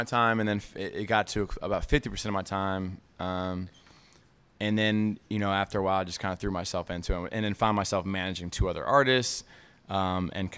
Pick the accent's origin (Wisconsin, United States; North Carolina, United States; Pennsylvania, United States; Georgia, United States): Georgia, United States; Atlanta; I grew up in Atlanta